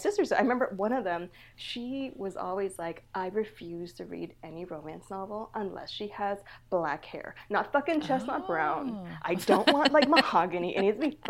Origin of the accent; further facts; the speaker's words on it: United States; I was born in the States, but my family immigrated over from Vietnam.